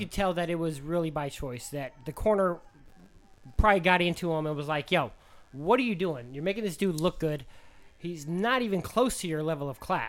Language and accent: English; Las Vegas, Nevada, United States; I'm from Vegas.